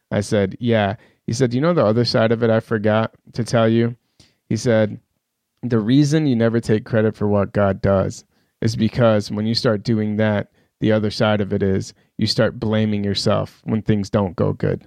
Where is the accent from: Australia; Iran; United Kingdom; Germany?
Iran; moved away; also born or lived in Pakistan / Minneapolis; I grew up in Iran